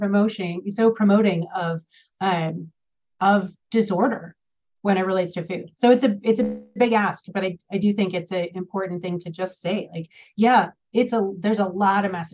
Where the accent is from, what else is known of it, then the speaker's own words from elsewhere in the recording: Minnesota, United States; I'm from Minnesota, the land of Target